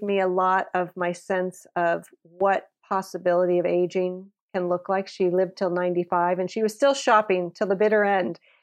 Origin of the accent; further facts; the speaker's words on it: Napa, California, United States; I grew up in Napa, California, which is a very small community